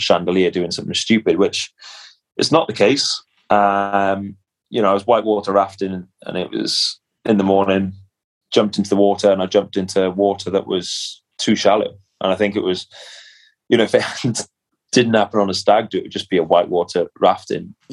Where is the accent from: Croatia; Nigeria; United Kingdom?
United Kingdom; Cardiff, Wales; my hometown is Cardiff